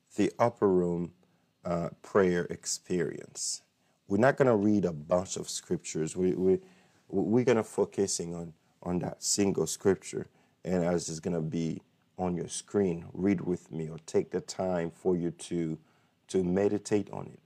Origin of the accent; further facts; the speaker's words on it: Haiti; now in United States; I'm from Haiti, but this is my country